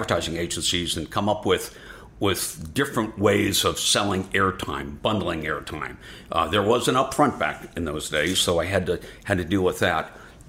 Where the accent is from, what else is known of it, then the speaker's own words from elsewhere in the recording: Buffalo, New York, United States; I'm a kid from Buffalo, New York.